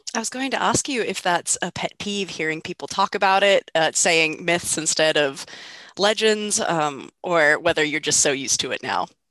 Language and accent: English; Lexington, Kentucky, United States; my hometown, Lexington, Kentucky